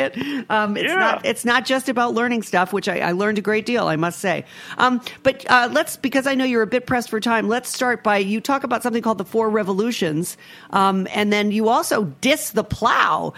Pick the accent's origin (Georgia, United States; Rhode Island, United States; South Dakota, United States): Rhode Island, United States; my home state of Rhode Island, where we have a lot of agriculture, and I spend a good deal of time there